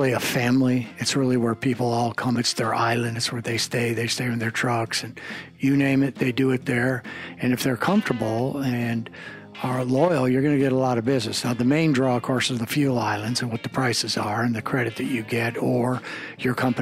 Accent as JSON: {"language": "English", "town": "El Paso", "region": "Texas", "country": "United States", "moved": "yes", "said": "ever since I moved away from El Paso"}